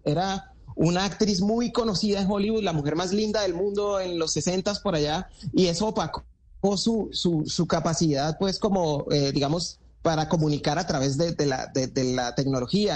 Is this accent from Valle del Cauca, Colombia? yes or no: yes; Cali, Valle del Cauca, Colombia; de Cali pa'l mundo